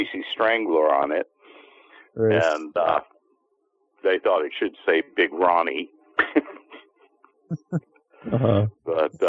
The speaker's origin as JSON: {"language": "English", "town": "Poughkeepsie", "region": "New York", "country": "United States", "also_born_or_lived": "South Dakota", "moved": "yes", "lives_now": "Long Beach, United States", "said": "I'm from the frozen north. I'm from Poughkeepsie. And I used to live in South Dakota"}